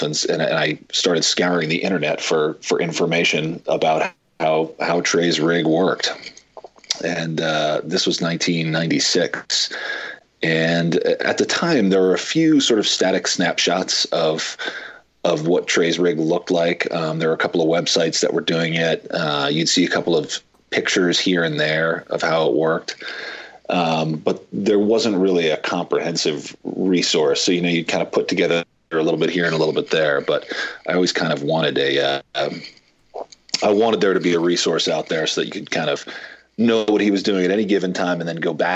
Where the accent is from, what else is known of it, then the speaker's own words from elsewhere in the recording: United States; We grew up right outside of New York City